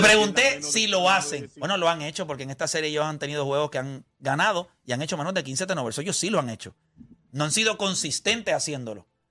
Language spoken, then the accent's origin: Spanish; Puerto Rico; yo soy de Puerto Rico.